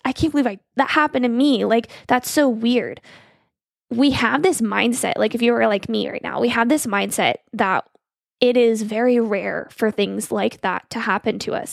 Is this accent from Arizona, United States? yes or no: yes; Arizona, United States; moved away as an adult; now in Missouri, United States; I'm from Arizona. I moved to Missouri for him.